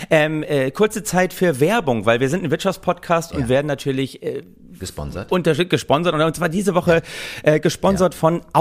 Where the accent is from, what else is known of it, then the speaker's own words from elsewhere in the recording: Oldenburg, Lower Saxony, Germany; Ich dachte immer, Vatertag, ich komme aus Oldenburg, da wird gesoffen ohne Ende.